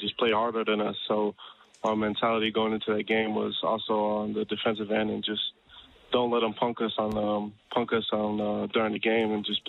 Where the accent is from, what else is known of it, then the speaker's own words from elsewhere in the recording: Sydney, New South Wales, Australia; also born or lived in Townsville, Queensland; I might have to say Sydney. I don't really remember too much when I was born in Townsville, so I'm going to have to say Sydney.